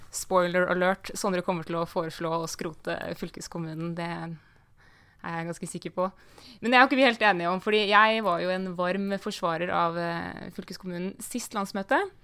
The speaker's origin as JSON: {"language": "Norwegian", "region": "Viken", "country": "Norway", "said": "I, i Viken, eh, der jeg kommer fra"}